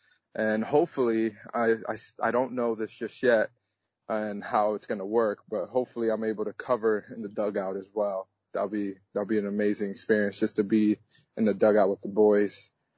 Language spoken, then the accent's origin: English; United States; As much as I am American, I am also my mother's culture, and my father's culture, which is Dominican.